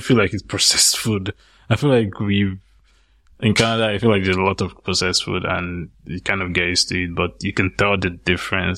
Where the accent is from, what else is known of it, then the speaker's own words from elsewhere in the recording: Nigeria; moved away; some of the areas I grew up in Nigeria.